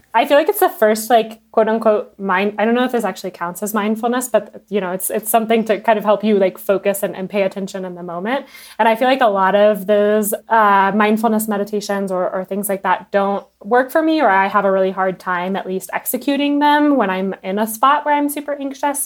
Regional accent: United States; I'm American

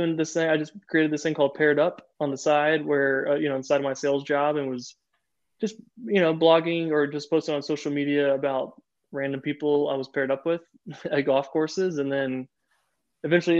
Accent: Florida, United States; moved away; also born or lived in Chicago / the South; I grew up in Florida

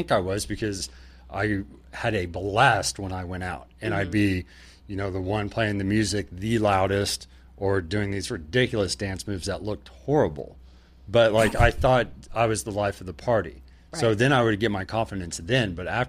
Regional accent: Oklahoma, United States; We grew up in Oklahoma, so we just see that growing up.

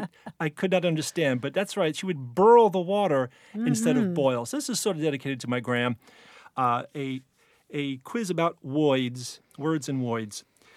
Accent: Hoboken, New Jersey, United States; accent: Jersey; now in New York City, United States; But I was born in Hoboken, and when I go back there, I easily code switch into a Jersey dialect.

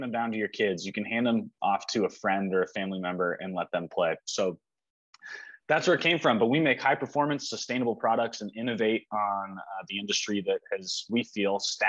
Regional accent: Bigfork, Montana, United States; also born or lived in Santa Monica, California / Los Angeles, California; We came here, lived in Montana, in Big Fork, Montana, on Flathead Lake. Since I was 4 years old

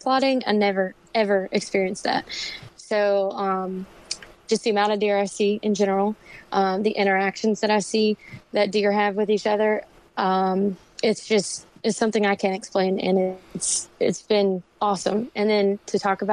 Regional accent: Fredericksburg, Virginia, United States; moved away as an adult; I actually was born and raised in Fredericksburg, Virginia, and I just recently moved here with my boyfriend about a year ago now

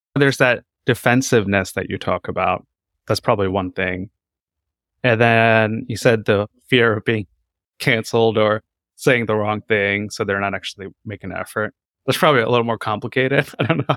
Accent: North Carolina, United States; moved away as an adult; also born or lived in Seattle, Washington; I'm also a doctor that grew up mostly in North Carolina, and then I came to Seattle, Washington to do residency

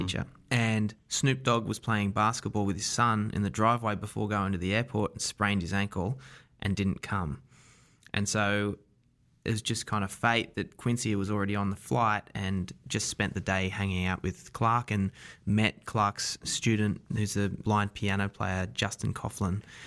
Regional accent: Wollongong, New South Wales, Australia; accent: Australian; moved away as an adult; also born or lived in New York; I'm from a town called Wollongong, south of Sydney, about an hour and a half south of Sydney

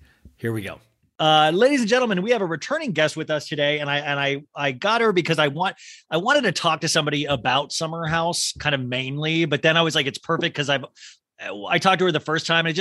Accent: Kansas, United States; I grew up in Kansas

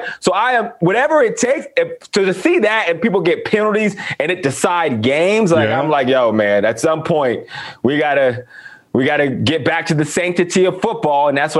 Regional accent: Western Pennsylvania, United States; I am from Western Pennsylvania. I was taught football a certain way.

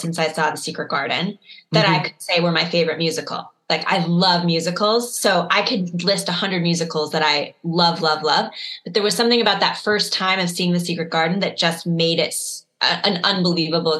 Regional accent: Chicago, Illinois, United States; I grew up in Chicago

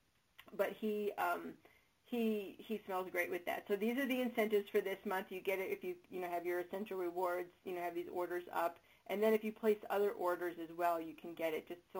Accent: Chicago, Illinois, United States; accent: Chicago; my soothing Chicago accent voice

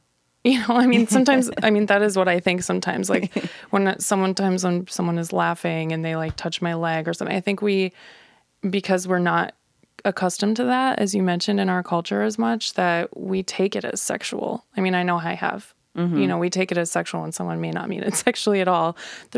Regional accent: United States; I'm definitely from the United States

